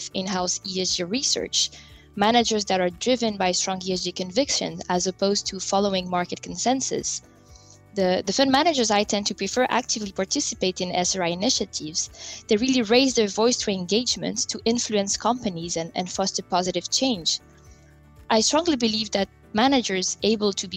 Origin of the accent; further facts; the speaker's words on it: France; moved away; also born or lived in different countries across Europe; I was born and raised in France, but I have lived in different countries across Europe.